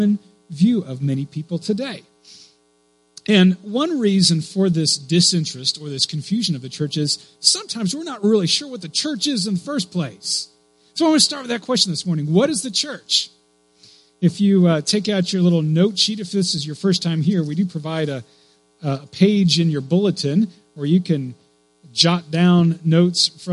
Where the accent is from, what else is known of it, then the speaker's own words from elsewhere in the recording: Clear Lake, United States; When I was a kid, I grew up here in Clear Lake